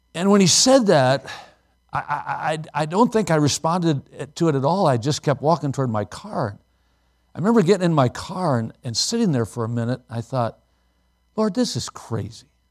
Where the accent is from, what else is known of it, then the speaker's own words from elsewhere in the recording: Watertown, Wisconsin, United States; Maranatha was a Bible college in my hometown